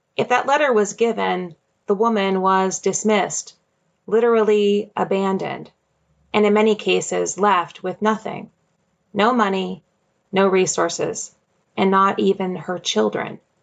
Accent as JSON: {"language": "English", "town": "Jamestown", "region": "New York", "country": "United States", "tie": "born or raised there", "moved": "yes", "said": "my hometown"}